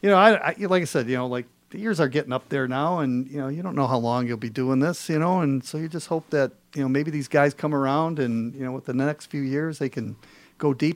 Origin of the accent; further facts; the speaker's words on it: Detroit, Michigan, United States; I'm from Detroit, and I always was a Red Wing fan growing up.